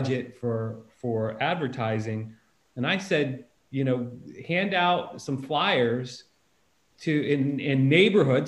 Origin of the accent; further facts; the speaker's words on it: near North Canton, Ohio, United States; I grew up down the street from the plant. I knew a lot of people that worked there in North Canton, Ohio, which is just right next to my hometown where all my family lived.